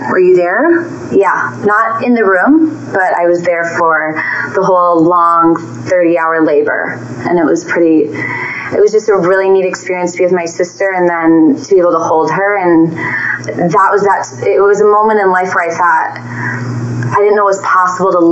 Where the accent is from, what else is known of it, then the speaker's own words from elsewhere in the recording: Minnesota, United States; now in Denver, United States; I am from originally from Minnesota, but now living in Denver.